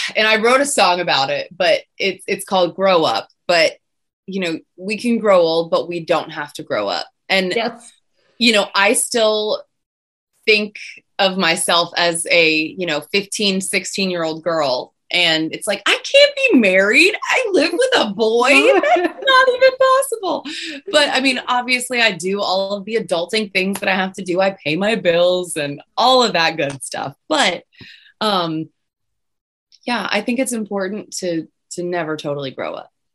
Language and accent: English; Pittsburgh, Pennsylvania, United States; moved away; I'm originally from Pittsburgh